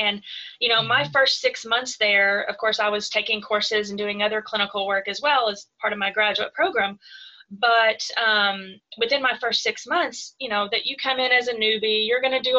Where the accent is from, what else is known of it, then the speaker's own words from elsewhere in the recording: Greers Ferry, Arkansas, United States; I grew up in a really tiny town in Greers Ferry, Arkansas. So, I mean, I had a graduating class of 40 people in my class. Definitely a situation where everyone knew everyone.